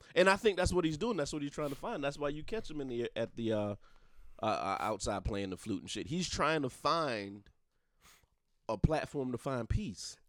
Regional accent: Darlington County, South Carolina, United States; I'm from the country. I ain't gonna lie. I'm from Darlington County

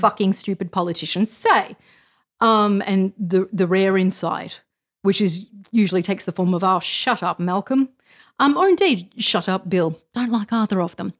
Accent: Australia; being Australian

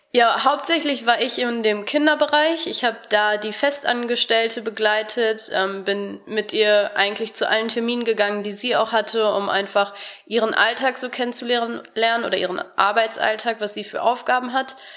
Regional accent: Harsewinkel, North Rhine-Westphalia, Germany; moved away as an adult; now in Cologne, Germany; Ich komme aus Hasewinkel, das ist im Kreis Gütersloh

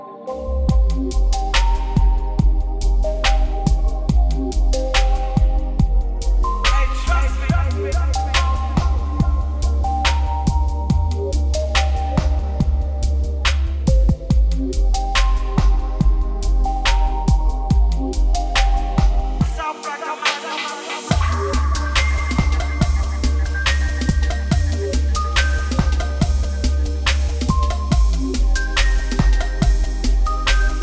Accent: United States; As an American

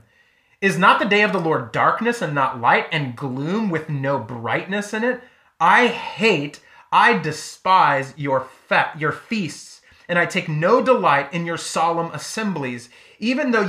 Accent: United States; as American, United States Christians

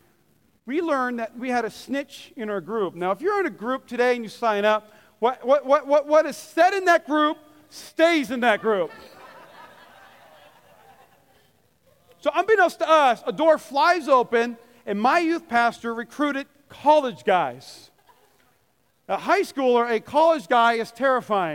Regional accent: North Dakota, United States; I grew up in North Dakota where there's about, 20 feet of snow.

